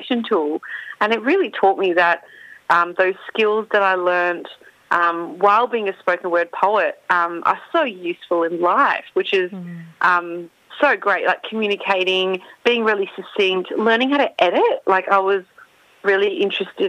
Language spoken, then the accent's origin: English; Perth, Western Australia, Australia; moved away as an adult; also born or lived in Melbourne; now in Perth, Australia; my childhood, growing up in Perth